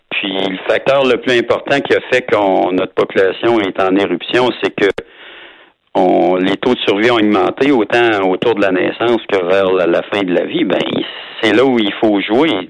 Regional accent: Quebec City, Quebec, Canada; moi je suis de Québec

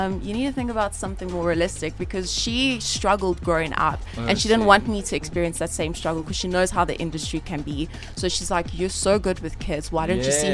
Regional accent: Johannesburg, Gauteng, South Africa; moved away as an adult; now in Pretoria, South Africa; I grew up in the south of Joburg

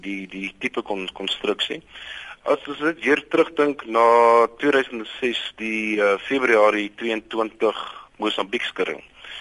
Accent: Boksburg, Gauteng, South Africa; ek het wel groot geword in Boksburg, ehm um, in die in die in die Oosrand.

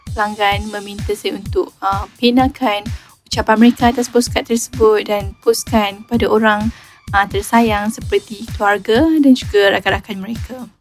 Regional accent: Kulim, Kedah, Malaysia; Saya berasal dari Kulim Kedah

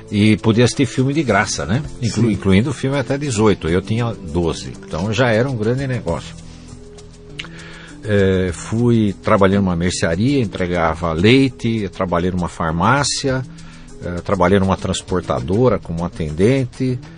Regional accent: Jundiaí, São Paulo, Brazil; born there

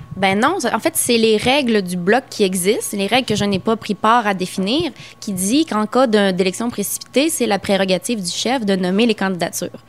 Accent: Quebec, Canada

